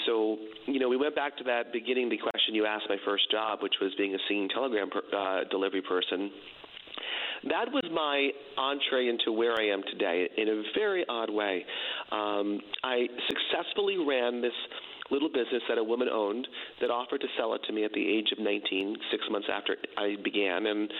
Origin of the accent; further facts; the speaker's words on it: New York, United States; I'm originally from New York